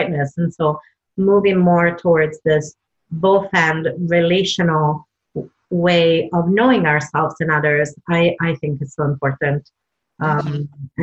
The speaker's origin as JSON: {"language": "English", "region": "Southern Italy", "country": "Italy", "tie": "born or raised there", "moved": "yes", "said": "the way I was brought up in Italy, Southern Italy"}